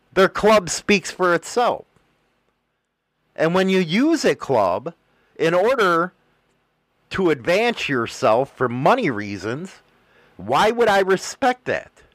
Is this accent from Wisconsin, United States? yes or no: no; Chicago, Illinois, United States; I'm from Chicago